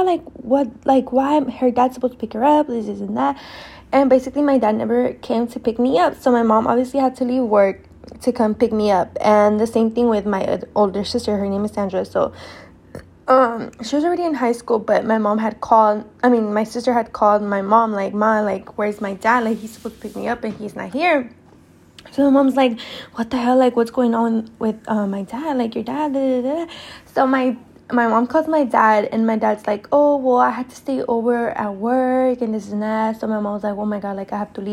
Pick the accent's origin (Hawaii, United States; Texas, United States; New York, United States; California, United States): California, United States; Oakland; also born or lived in Berkeley, California; I was born in Berkeley, and I was raised in Oakland my whole life